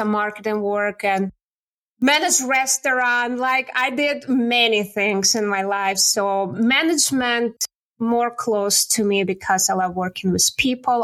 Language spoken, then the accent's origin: English; Siberia, Russia; English is a second language; moved away as an adult; now in Canada; I was born and raised in Siberia